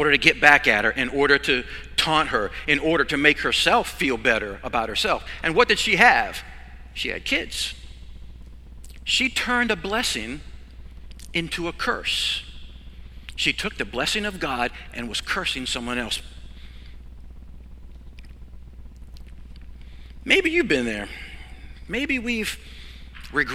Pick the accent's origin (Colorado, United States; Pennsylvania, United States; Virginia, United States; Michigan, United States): Virginia, United States; I grew up in Virginia on a farm.